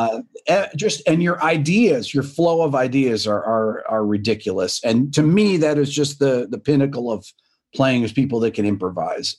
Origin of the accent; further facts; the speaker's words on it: Rochester, New York, United States; moved away as an adult; now in Atlanta, United States; I'm from New York originally, from upstate, from Rochester